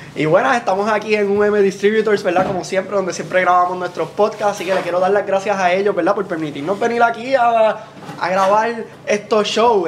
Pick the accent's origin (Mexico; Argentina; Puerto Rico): Puerto Rico; Juana Díaz; Yo soy de Juana Díaz